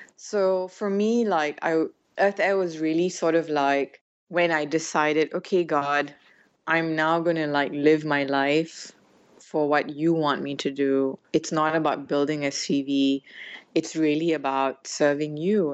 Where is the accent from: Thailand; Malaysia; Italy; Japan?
Malaysia; moved away as an adult; also born or lived in United States / United Kingdom / West Africa / Europe; I was born here in Malaysia. I'm a child of immigrants in a way because um, my grandfather came here from India and my dad was born here. Uh, so I grew up here